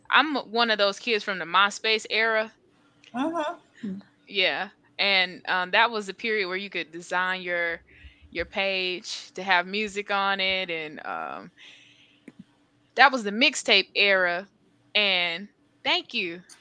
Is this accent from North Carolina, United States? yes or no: yes; North Carolina, United States; she's from North Carolina. I'm from North Carolina.